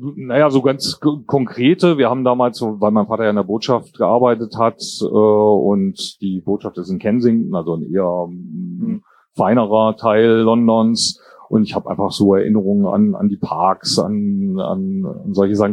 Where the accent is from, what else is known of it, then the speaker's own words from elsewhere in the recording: Kassel, Hesse, Germany; also born or lived in Jordan / Braunschweig; Also aufgewachsen bin ich in Kassel